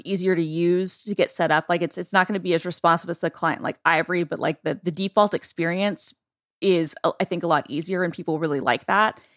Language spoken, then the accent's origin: English; Georgia, United States; Georgia, my home state